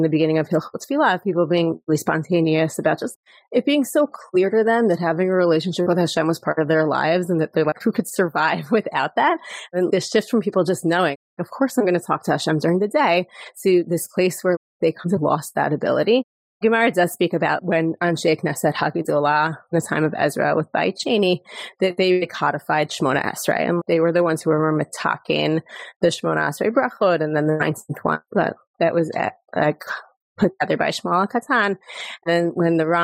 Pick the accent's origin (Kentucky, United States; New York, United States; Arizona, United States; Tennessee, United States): New York, United States; moved away as an adult; now in Jerusalem, Israel; I live in Jerusalem. I'm originally from New York, and we made Aliyah 16 years ago